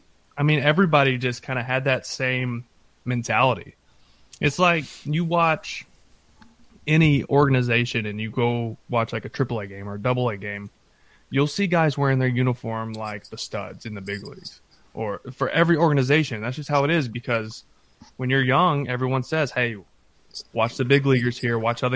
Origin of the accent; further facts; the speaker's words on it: Texas, United States; I grew up outside Dallas, small town, could go to Rangers games and actually like see him in person.